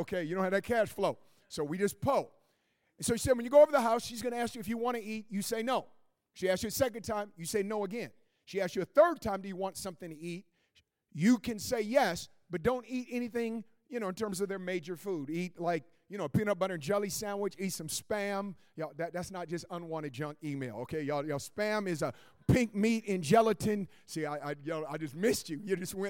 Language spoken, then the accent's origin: English; Oakland, California, United States; I was born and raised in West Oakland, California.